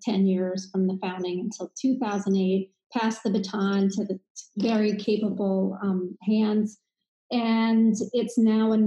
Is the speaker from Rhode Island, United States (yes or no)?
no; Freeport, New York, United States; moved away as an adult; also born or lived in Syracuse, New York / Chicago / Texas; I was raised in Freeport on Long Island in Nassau County